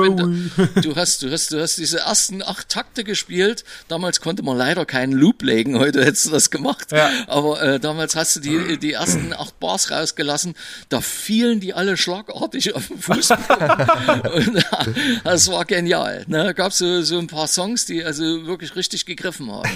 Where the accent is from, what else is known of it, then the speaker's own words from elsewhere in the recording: Berlin, Germany; bei uns im Osten in Berlin